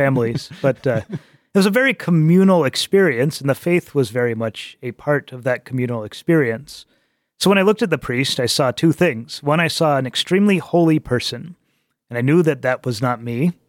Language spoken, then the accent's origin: English; Albuquerque, New Mexico, United States; moved away as an adult; also born or lived in Prescott, Arizona; now in Chicago, United States; I was born and raised Catholic in Albuquerque.